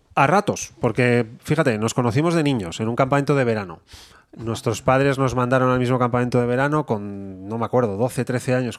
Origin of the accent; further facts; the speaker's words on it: Bilbao, Basque Country, Spain; soy de Bilbao